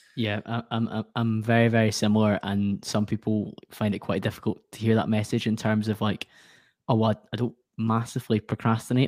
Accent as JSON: {"language": "English", "town": "Glasgow", "region": "Scotland", "country": "United Kingdom", "accent": "Scottish", "said": "I come from Glasgow in Scotland"}